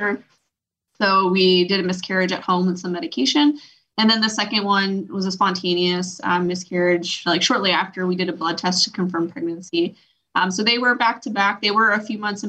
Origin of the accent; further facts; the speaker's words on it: New York, United States; We're both from New York